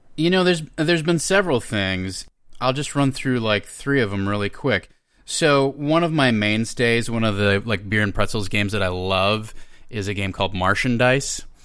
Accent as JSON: {"language": "English", "region": "Minnesota", "country": "United States", "tie": "born or raised there", "moved": "as an adult", "lives_now": "Los Angeles, United States", "said": "I am originally from Minnesota"}